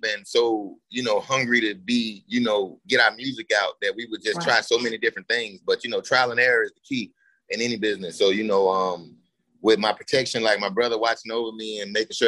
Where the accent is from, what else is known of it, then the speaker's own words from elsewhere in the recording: Florida, United States; also born or lived in Barbados / Nigeria; I'm actually from Florida